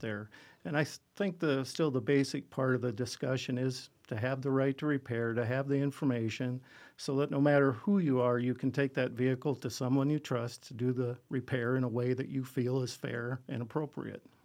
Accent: Gregory, South Dakota, United States; I was born and raised in the Gregory area

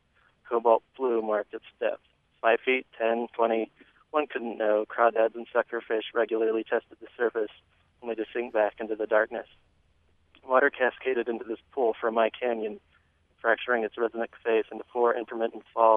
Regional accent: Emery County, Utah, United States; I was born in Emory County. I've been here for six generations.

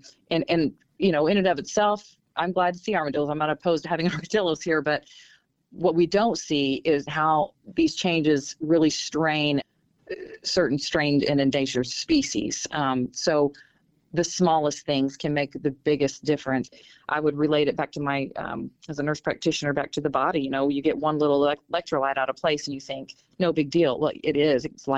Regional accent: Southern Illinois, United States; I'm from Southern Illinois where we had coal mines

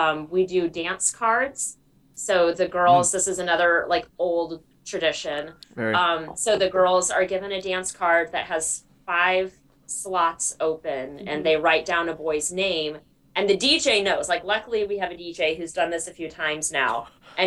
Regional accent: Freeport, Illinois, United States; I grew up in Freeport, but I went to the public school.

